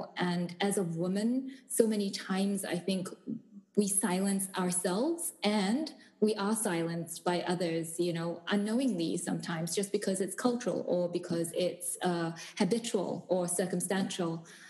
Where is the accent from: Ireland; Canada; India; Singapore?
Singapore; born there; also born or lived in South Africa; because I was born in Singapore. I moved to South Africa. My folks still live in the Cape, and then I moved back to Singapore to work